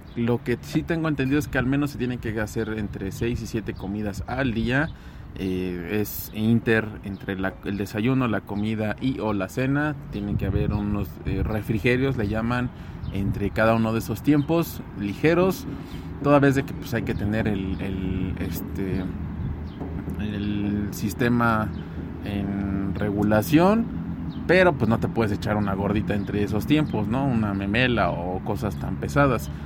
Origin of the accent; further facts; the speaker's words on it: Mexico; Como mexicanos